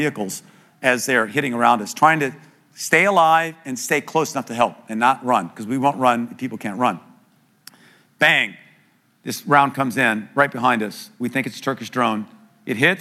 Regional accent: United States; I'm an American too

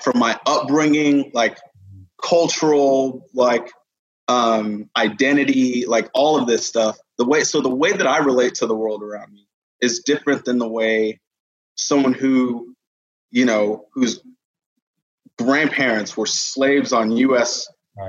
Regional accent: Katy, Texas, United States; also born or lived in United Kingdom; now in Dallas, United States; was born in the UK, moved to Katy when I was like seven. Um, grew up in so Katy, Houston

